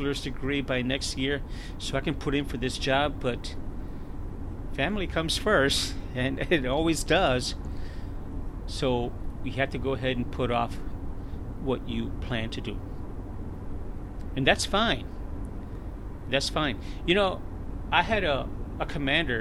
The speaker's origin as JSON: {"language": "English", "town": "Chicago", "region": "Illinois", "country": "United States", "tie": "born or raised there", "moved": "as an adult", "lives_now": "San Antonio, United States", "said": "the beautiful, lovely city of Chicago, which I was born and raised"}